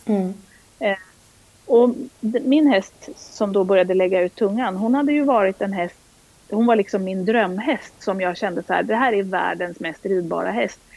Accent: outside Stockholm, Stockholm County, Sweden; moved away as an adult; also born or lived in Halland / Uppsala; är född och uppvuxen utanför Stockholm

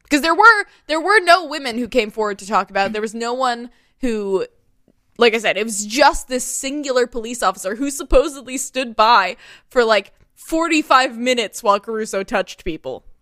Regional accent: United States; I grew up near Kentucky

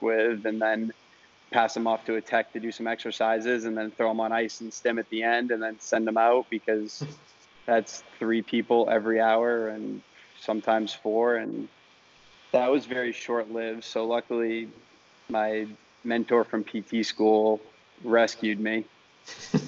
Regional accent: Maine, United States; moved away as an adult; now in Miami, United States; I'm from Maine originally

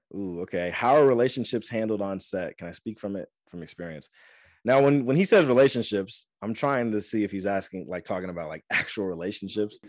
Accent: Angola, Indiana, United States; moved away as an adult; also born or lived in Fort Wayne, Indiana / Florida; now in California, United States; I love my hometown. I love Fort Wayne. I love Angola

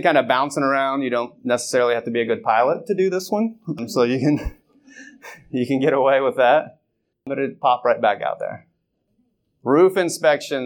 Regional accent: Northwest Ohio, United States; I'm from Northwest Ohio

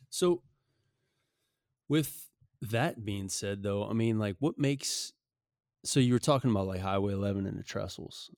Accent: South Shore of Lake Pontchartrain, Louisiana, United States; also born or lived in Biloxi, Mississippi; I grew up on the South Shore. I mean, I fished the causeway

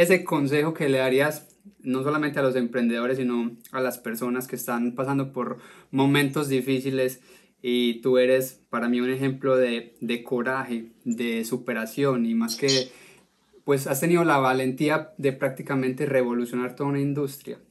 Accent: Colombia; now in United States; como, como colombiano

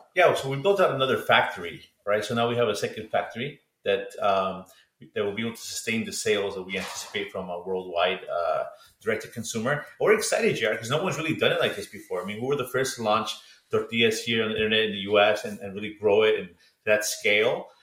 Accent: Los Angeles, California, United States; we grew up eating in Los Angeles

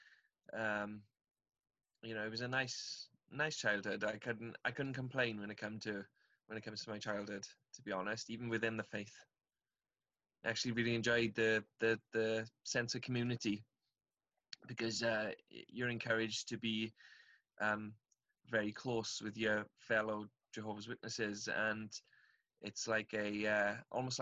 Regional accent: Aberdare, Wales, United Kingdom; I'm from South Wales in the UK, from a little town called Aberdare. I had a really nice childhood, actually

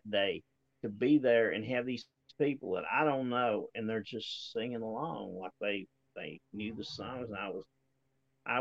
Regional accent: Appalachia, United States; moved away as an adult; now in Arkansas, United States; I've lived in Appalachia my entire life up until the last 3 or 4 years, and I moved out here.

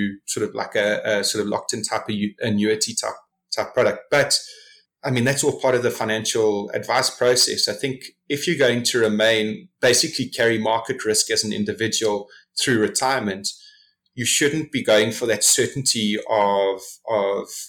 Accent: South Africa; as a South African investor

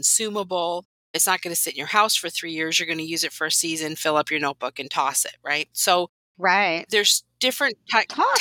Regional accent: Whitewater, Wisconsin, United States; So I grew up in Wisconsin in a little town called Whitewater

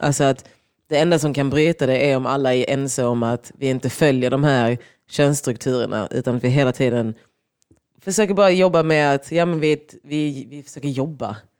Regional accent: Lund, Skåne, Sweden; vi gick ju på olika sidor av Lund

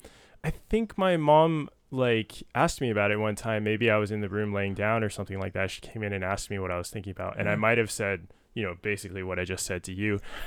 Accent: San Jose, California, United States; I grew up born in San Jose, so not far from here, obviously.

